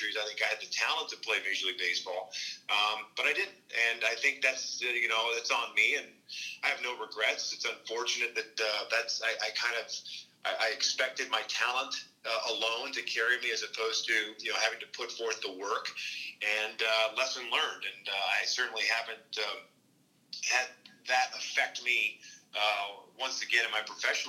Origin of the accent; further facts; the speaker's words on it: Kansas, United States; moved away; We grew up in Kansas